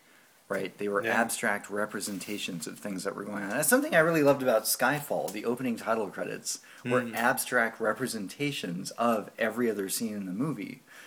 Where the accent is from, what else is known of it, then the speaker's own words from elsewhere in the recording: Agoura Hills, California, United States; now in Los Angeles, United States; the Man 6 in Agoura Hills. My hometown.